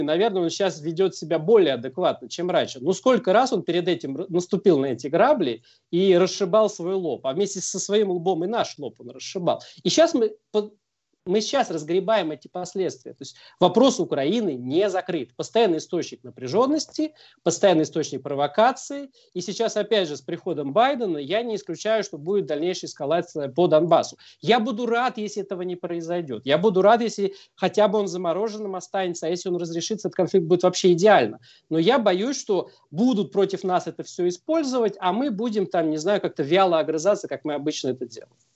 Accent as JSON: {"language": "Russian", "country": "Russia", "said": "именно мы из России"}